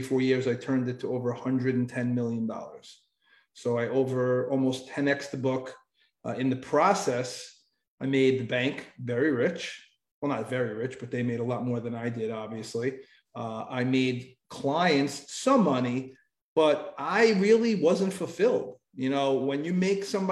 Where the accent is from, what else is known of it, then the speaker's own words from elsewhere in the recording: New York, United States; I was born in New York and I raised there my whole life